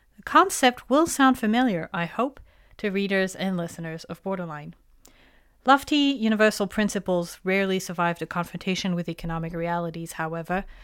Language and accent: English; France; moved away; my hometown in France